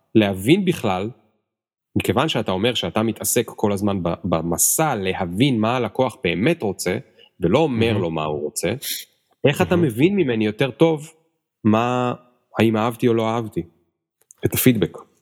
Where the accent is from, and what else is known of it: Israel